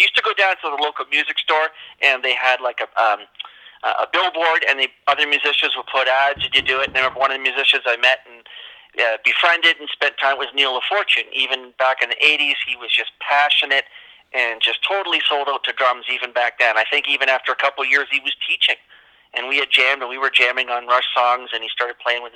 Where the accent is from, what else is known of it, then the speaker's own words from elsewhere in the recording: Toronto, Ontario, Canada; was born and raised in Toronto, GTA.